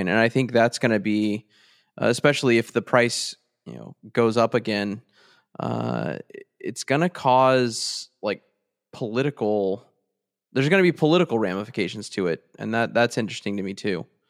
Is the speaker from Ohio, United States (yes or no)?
no; Texas, United States; I'm from Texas